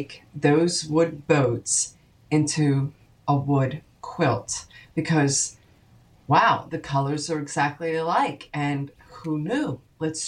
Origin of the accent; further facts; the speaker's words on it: Haddonfield, New Jersey, United States; my hometown of Haddonfield, New Jersey